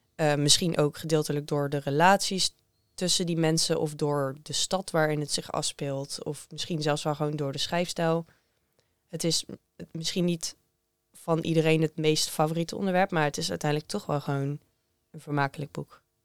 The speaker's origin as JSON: {"language": "Dutch", "country": "Netherlands", "said": "voor mij als Nederlander"}